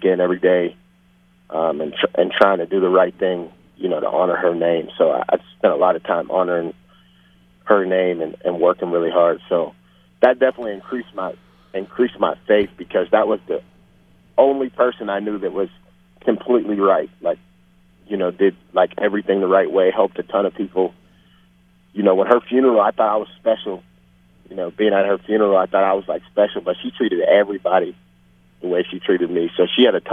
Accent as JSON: {"language": "English", "town": "Pittsburgh", "region": "Pennsylvania", "country": "United States", "tie": "born or raised there", "also_born_or_lived": "Hampton, Virginia", "said": "growing up in Pittsburgh"}